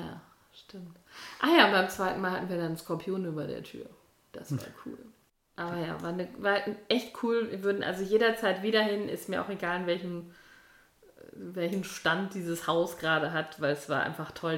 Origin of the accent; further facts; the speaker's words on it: Münster, North Rhine-Westphalia, Germany; wir kommen aus Münster